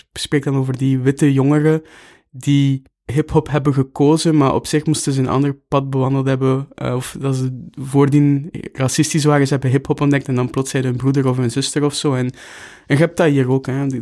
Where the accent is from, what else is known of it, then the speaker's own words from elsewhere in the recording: Bruges, Flanders, Belgium; moved away as an adult; also born or lived in Knokke-Heist / Brussels; Ik ben in Brugge opgegroeid